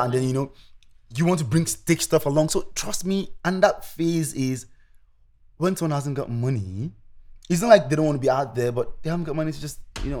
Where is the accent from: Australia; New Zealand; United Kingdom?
Australia; Tasmania; I come from Tasmania.